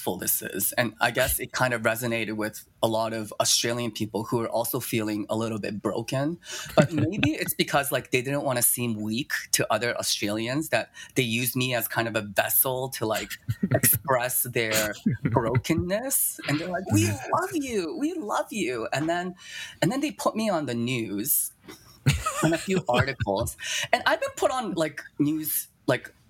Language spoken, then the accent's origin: English; Toronto, Ontario, Canada; also born or lived in China / Japan; I was born in China, but I was only there for a year from 0 to 1. And then I moved to Japan. And then I was there for about 7 years. And then I moved to Toronto